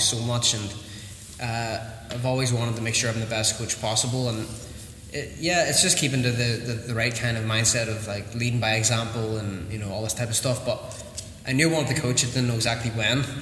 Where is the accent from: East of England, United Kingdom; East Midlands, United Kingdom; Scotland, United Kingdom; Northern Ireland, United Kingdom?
Northern Ireland, United Kingdom; Newton; started in Newton which is my hometown that I grew up